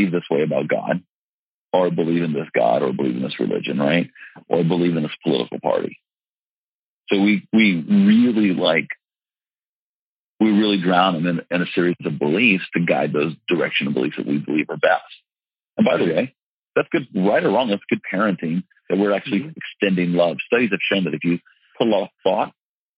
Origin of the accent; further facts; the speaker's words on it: the South, United States; I'm from the South